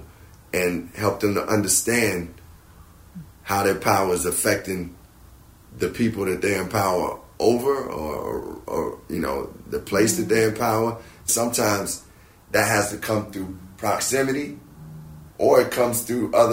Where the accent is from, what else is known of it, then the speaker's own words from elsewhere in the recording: Chicago, Illinois, United States; I'm a black man from Chicago